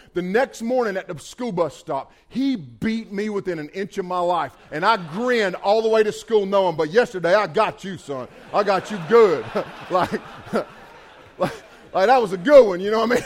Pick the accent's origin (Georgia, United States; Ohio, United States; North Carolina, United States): North Carolina, United States; Bethel; I grew up on Highway 110 in Bethel, North Carolina